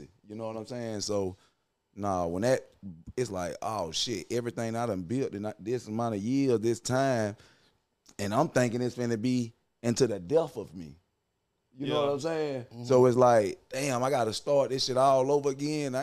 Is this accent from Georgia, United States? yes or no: yes; Douglas, Georgia, United States; I'm from Coffee County, Douglas, Georgia.